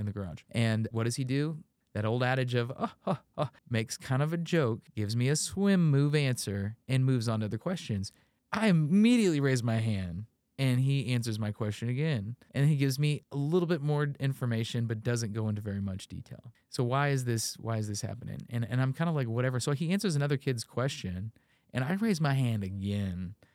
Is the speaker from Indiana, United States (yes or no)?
yes; Indiana, United States; when you were growing up in Indiana